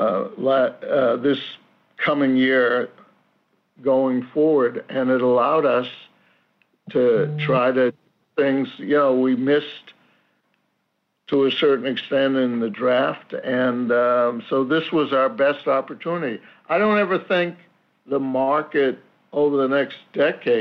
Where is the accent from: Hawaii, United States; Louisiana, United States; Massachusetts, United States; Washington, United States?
Massachusetts, United States; Boston area; owning this team in my hometown